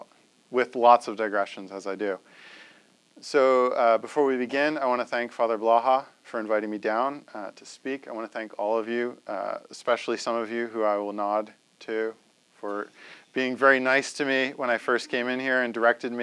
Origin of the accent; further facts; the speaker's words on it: New Jersey, United States; I'm from New Jersey